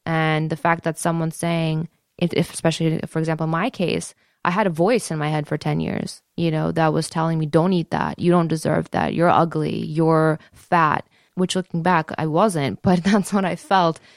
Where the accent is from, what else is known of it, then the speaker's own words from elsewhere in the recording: Detroit, Michigan, United States; I grew up in the Joe Louis Arena